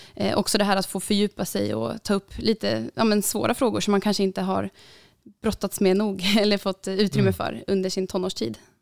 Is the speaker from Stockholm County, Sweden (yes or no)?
no; Uppsala, Uppsala County, Sweden; jag kommer ju här Uppsala